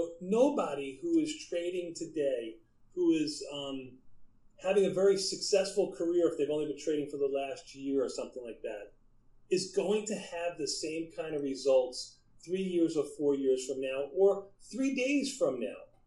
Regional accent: New York City, New York, United States; my hometown pizza of L&B Spumoni Gardens

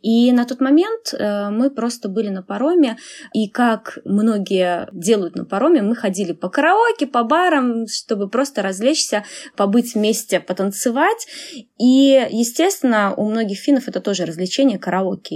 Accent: Belarus; moved away as an adult; now in Finland; я из Беларуси

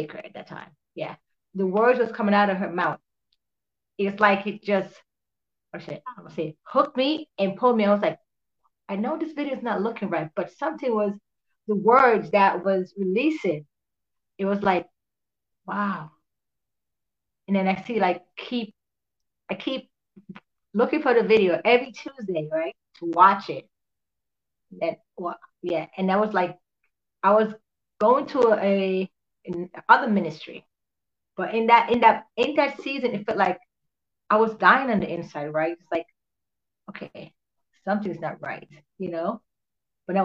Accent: Jamaica; I'm actually from Jamaica

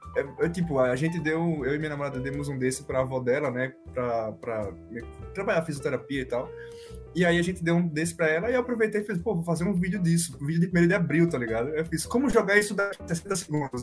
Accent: Maceió, Alagoas, Brazil; eu sou de Maceió

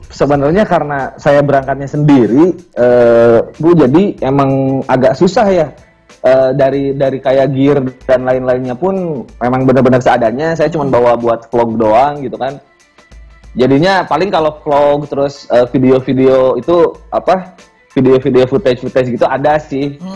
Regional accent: West Java, Indonesia; Karena … itu mungkin karena uh, saya orang Sunda ya, yeah. orang Sunda.

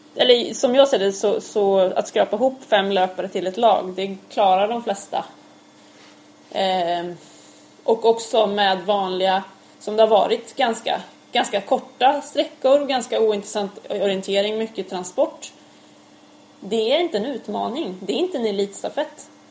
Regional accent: Örebro, Örebro County, Sweden; also born or lived in Gothenburg; Jag är ju född i Göteborg. Fast sen har jag uppväxt i Örebro.

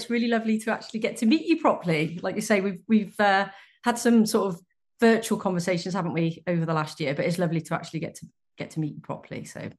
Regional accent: United Kingdom; I was raised in the United Kingdom in a mum dad family, sort of very traditional setup.

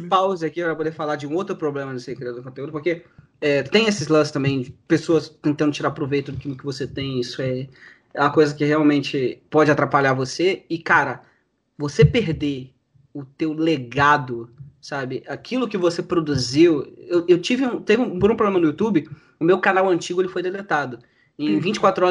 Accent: Rio de Janeiro, Brazil; sou do Rio de Janeiro

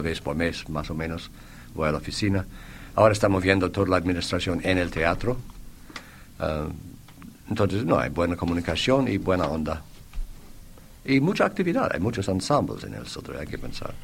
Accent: Boston, Massachusetts, United States; Spanish is a second language; moved away as an adult; also born or lived in Switzerland / Buenos Aires; now in Uruguay; Yo, hijo de alban, albaneses, un eh, una familia humilde en Boston con un restaurante en mi infancia

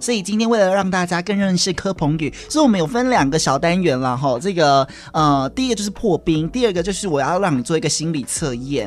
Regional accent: Kaohsiung, Taiwan; 明明也是高雄的我

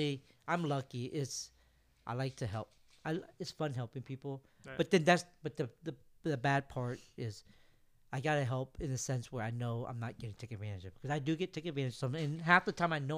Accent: Vietnam; born there; moved away; I was born in Vietnam. You're right.

